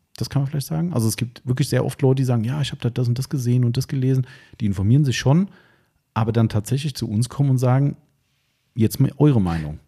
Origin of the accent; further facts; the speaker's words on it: Taunus, Hesse, Germany; ich bin da hier aus dem Taunus, also wir sind ja komplett friedfertiges Volk hier